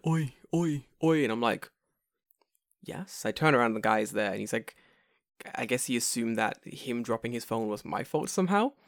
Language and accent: English; England, United Kingdom; I'm English